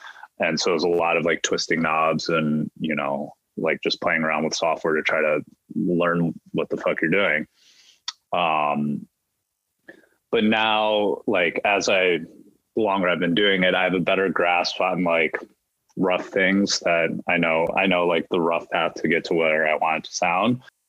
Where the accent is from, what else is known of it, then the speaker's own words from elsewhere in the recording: Midwest, United States; I was doubly skeptical of therapy because I'm from the Midwest and I'm Asian, right?